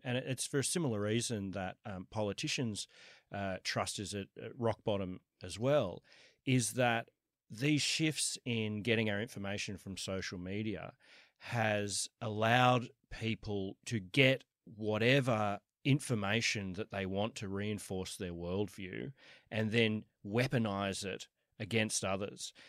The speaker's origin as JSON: {"language": "English", "town": "Sydney", "region": "New South Wales", "country": "Australia", "tie": "born or raised there", "also_born_or_lived": "New York", "moved": "as an adult", "said": "I was I was born in Kensington, went to UNSW. I've always lived uh, around here, other than for the last 10 years, I've been in, uh, in New York."}